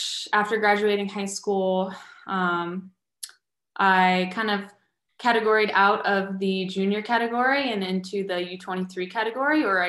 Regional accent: Fort Walton Beach, Florida, United States; I was born in Fort Walton Beach, Florida.

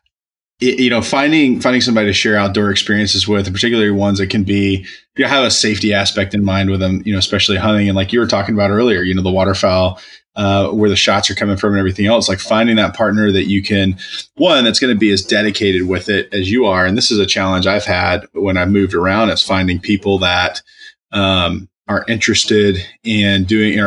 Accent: East Tennessee, United States; I grew up in East Tennessee

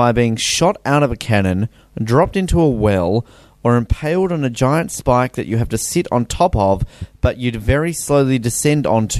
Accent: Australia; I'm Australian, so

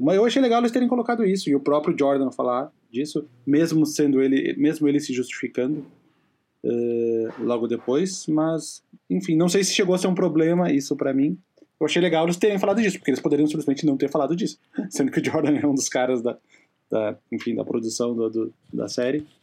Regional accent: Rio Grande do Sul, Brazil; accent: gaúcho

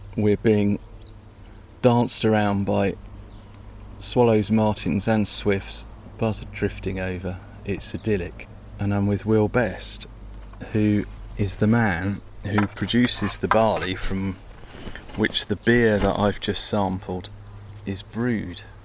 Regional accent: Hampshire, South East England, United Kingdom; when I was a kid growing up in Hampshire

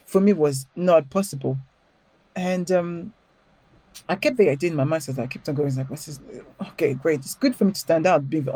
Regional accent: Paris, Île-de-France, France; accent: French; English is a second language; moved away as an adult; now in London, United Kingdom; I grew up in Paris, but I grew up in a ghetto

